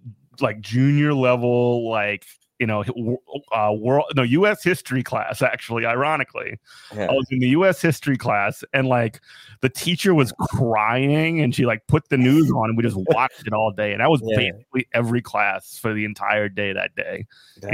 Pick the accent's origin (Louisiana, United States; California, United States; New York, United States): Louisiana, United States; Chalmette; I'm from Chalmette, so like, everybody had like American in my neighborhood.